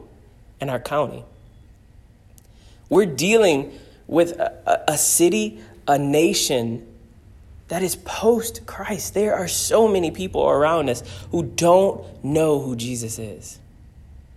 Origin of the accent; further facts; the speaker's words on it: United States; I love being an American.